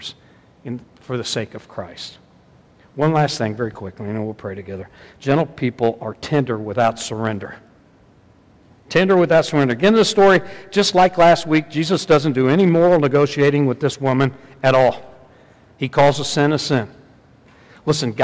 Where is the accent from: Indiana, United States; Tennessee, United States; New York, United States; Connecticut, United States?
Indiana, United States; Southern; I'm from Southern Indiana